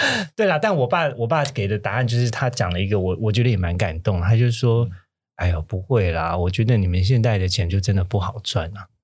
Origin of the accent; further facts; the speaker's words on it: Kaohsiung, Taiwan; 我是高雄人